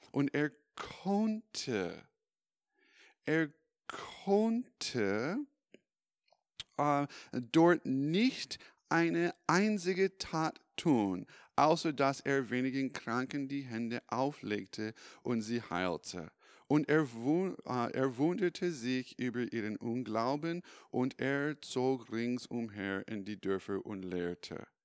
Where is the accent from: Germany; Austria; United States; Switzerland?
United States; California; German is a second language; now in Europe; Ich komme ursprünglich aus den USA. Vielleicht hast du das in meiner in meine Akzent bemerkt und nämlich Kalifornien ich komme aus Kalifornien. Ich bin in 2011 äh, nach äh, Europa gezogen.